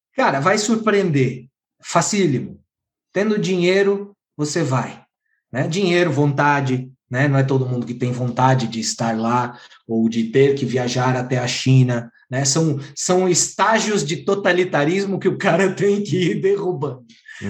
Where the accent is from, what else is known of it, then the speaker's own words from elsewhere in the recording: Santa Catarina, Brazil; eu sou de Santa Catarina